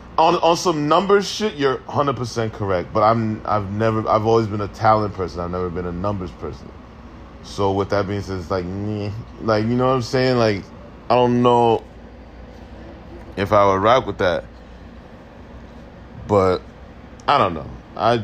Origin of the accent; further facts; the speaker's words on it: New York, United States; I'm from New York.